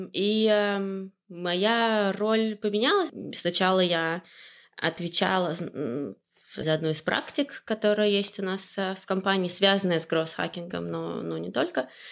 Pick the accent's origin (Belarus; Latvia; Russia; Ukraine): Russia; Orenburg Oblast; moved away as an adult; also born or lived in Moscow; now in Amsterdam, Netherlands; Я из Оренбургской области, но э, переехала в Москву э, учиться в университете